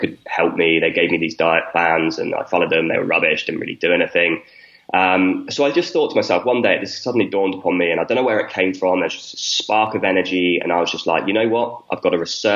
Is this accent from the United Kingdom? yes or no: yes; a small village in the south of the UK, South of England, United Kingdom; I grew up in a small village in the south of the UK